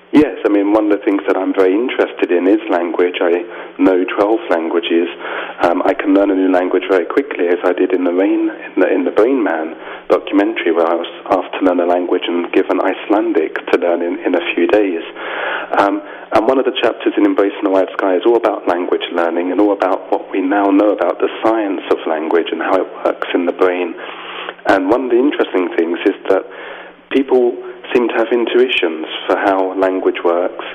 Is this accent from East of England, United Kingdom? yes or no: no; London, United Kingdom; moved away as an adult; now in Avignon, France; I was born and raised in London.